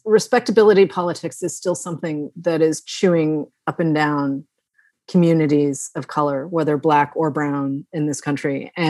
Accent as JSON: {"language": "English", "region": "Massachusetts", "country": "United States", "tie": "born or raised there", "said": "I grew up in Massachusetts."}